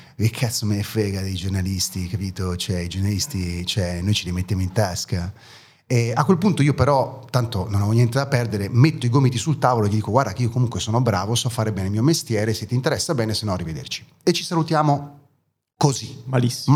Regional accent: Italy; born or raised there; first language German; Italian is a second language; also born or lived in East Germany

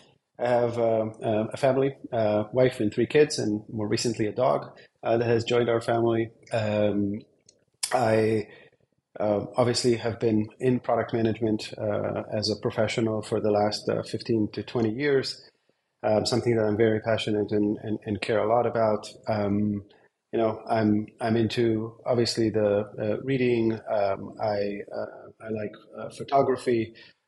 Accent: Israel; moved away as an adult; also born or lived in Berlin, Germany / Bay Area, United States; originally born and raised in Israel, spent a very long time in Europe, in Berlin for a few years, and then for 10 years in the Bay Area.

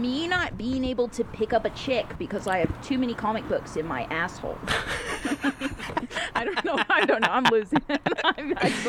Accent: Pasadena, California, United States; also born or lived in Torrance; I grew up in Pasadena.

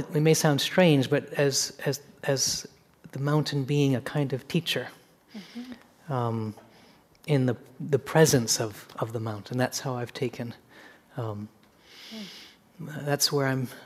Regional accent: Seattle, Washington, United States; growing up in Seattle, the mountain was of the whole fabric in which my sister and I grew up

